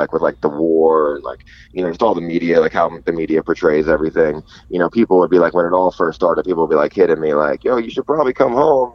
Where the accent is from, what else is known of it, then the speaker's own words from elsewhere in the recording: New York, United States; moved away; also born or lived in Los Angeles / Korea; when people ask me where I'm from, I don't say America, I say New York. I'm much more prouder to be a New Yorker than I am to be an American.